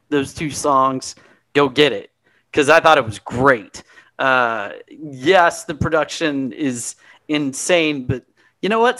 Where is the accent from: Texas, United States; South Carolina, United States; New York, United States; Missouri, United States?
Texas, United States; I'm from here I'm from Texas